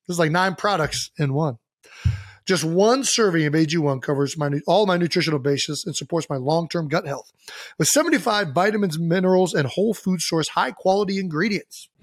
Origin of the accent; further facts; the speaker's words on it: United States; I'm not French, I'm American